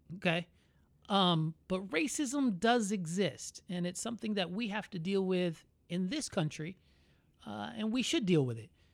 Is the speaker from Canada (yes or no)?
no; Orlando, Florida, United States; I was born in Orlando, but my, my family was all born there.